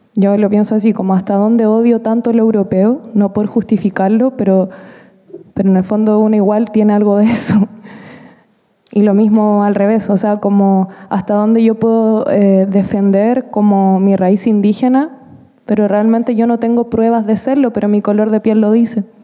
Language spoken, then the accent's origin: Spanish; Chile; yo también soy chilena